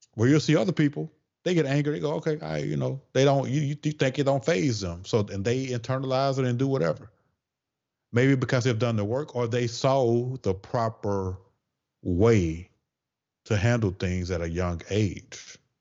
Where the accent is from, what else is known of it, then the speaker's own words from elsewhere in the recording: the South, United States; accent: Southern twang; I'm from the South, so I gotta say certain things with that little Southern twang.